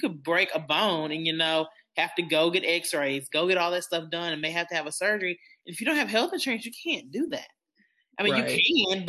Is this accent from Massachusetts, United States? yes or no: no; Arkansas, United States; We're some good old Arkansans.